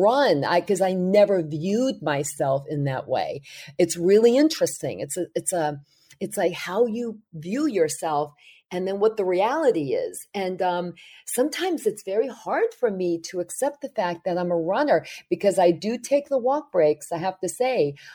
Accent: New York City, New York, United States; running after the Good Humor ice cream truck when I was growing up in Brooklyn

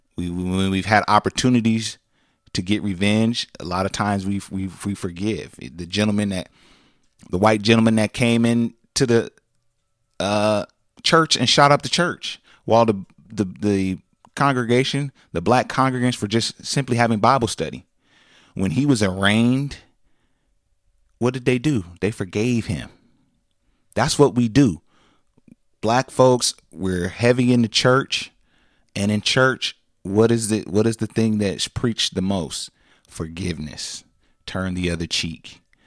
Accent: California, United States; we come from California.

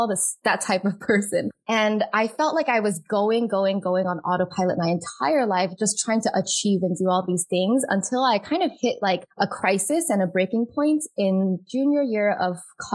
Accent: United States; So growing up Asian American household, I am Chinese American.

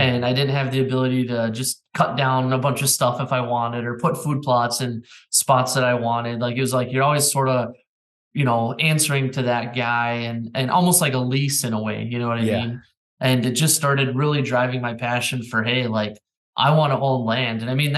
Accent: Minnesota, United States; You know, Minnesota is one of those states tha

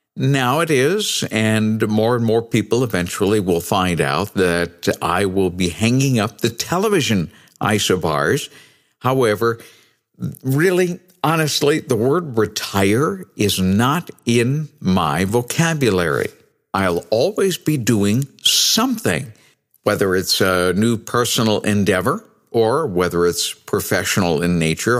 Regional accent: New Bedford, Massachusetts, United States; moved away as an adult; also born or lived in Cedar Rapids, Iowa / Minneapolis / Cleveland; I started in radio when I was 16 years old on my hometown radio station of New Bedford, Massachusetts.

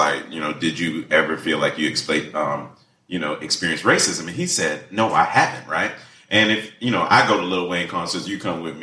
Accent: Jamaica; I come from Jamaica

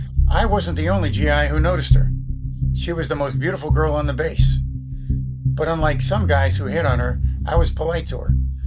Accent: Boston, Massachusetts, United States; accent: Southie; now in Ohio, United States; By the way, I was born and raised in Boston. I only mention it now because I used to sound like it. Decades of living in Ohio have erased my Southie accent, but this is me back then.

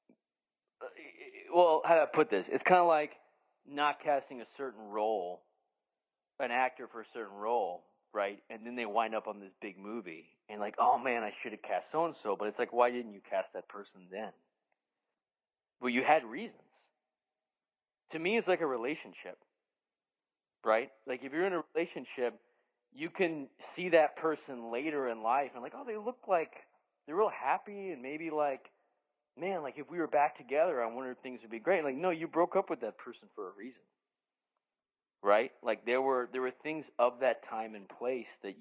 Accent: Dallas, Texas, United States; my hometown of Dallas

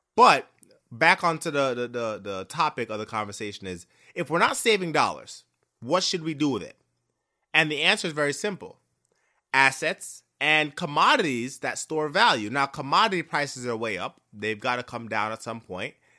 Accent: Jamaica; I am Jamaican

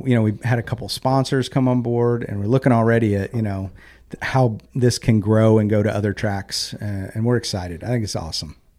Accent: Knoxville, Tennessee, United States; also born or lived in Philadelphia, Pennsylvania; I grew up in Knoxville, Tennessee

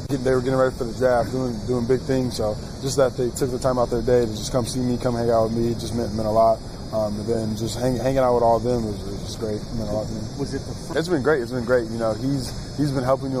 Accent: Las Vegas, Nevada, United States; now in Houston, United States; I'm from Las Vegas, so I'm a city boy

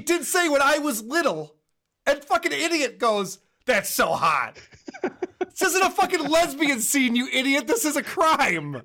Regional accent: Rochester, New York, United States; Rochester, which is my hometown

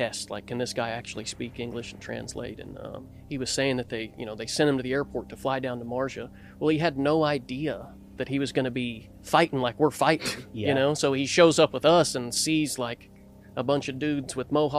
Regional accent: Knoxville, Tennessee, United States; I'm from East Tennessee, Knoxville

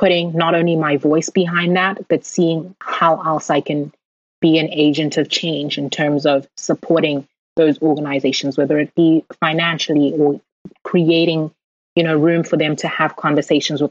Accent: South Africa; moved away; we were growing up in South Africa

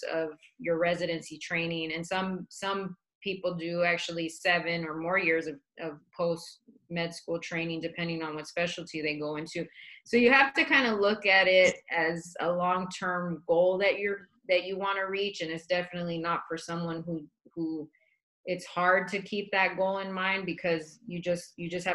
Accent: Dallas, Texas, United States; also born or lived in El Paso, Texas; now in Phoenix, United States; I was born in El Paso, but we grew up in Dallas

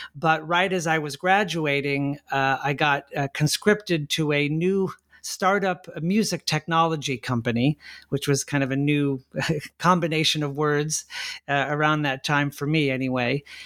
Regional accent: La Mirada, California, United States; my hometown of La Mirada, California, in Southern California

